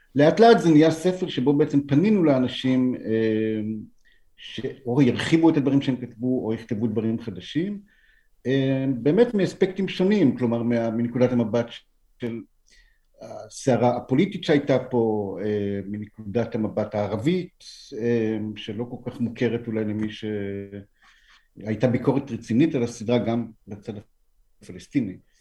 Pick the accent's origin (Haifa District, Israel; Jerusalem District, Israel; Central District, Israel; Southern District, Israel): Central District, Israel; Nof Ayalon; now in Tel Aviv, Israel; ביישוב שגם אני גדלתי בו